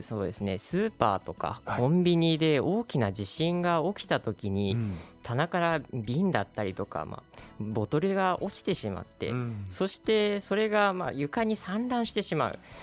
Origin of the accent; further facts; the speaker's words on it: Hanyu, Saitama, Japan; 出身は埼玉県で、はいえーまあ、館林とかに近い羽生というとこなんですけども